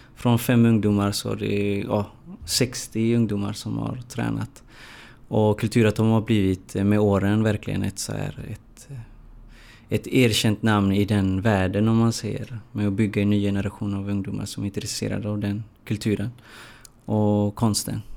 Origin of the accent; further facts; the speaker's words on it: Gothenburg, Västra Götaland, Sweden; jag är uppvuxen i, i Hammarkullen